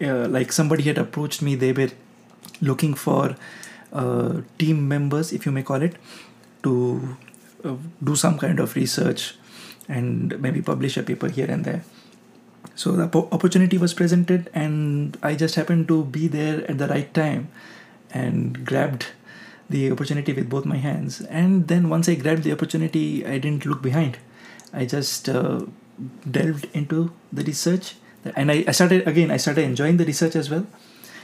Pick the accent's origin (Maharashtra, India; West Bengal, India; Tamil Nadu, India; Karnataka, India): West Bengal, India; moved away as an adult; also born or lived in Kota, Rajasthan / Jabalpur; now in Texas, United States; My home state is West Bengal